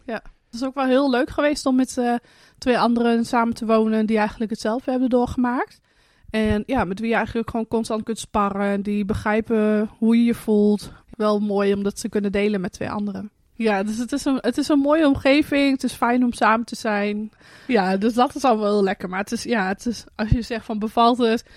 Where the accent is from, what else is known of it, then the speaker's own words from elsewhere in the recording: Hardenberg, Overijssel, Netherlands; now in Friesland, Netherlands; dat we in Friesland zitten, want we komen dan zelf uit Hardenberg